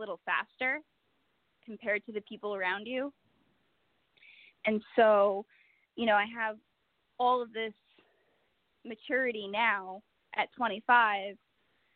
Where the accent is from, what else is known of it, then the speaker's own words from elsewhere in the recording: Waldwick, New Jersey, United States; I work in my hometown, which is Waldwick. So I get to see a lot of people that I went to high school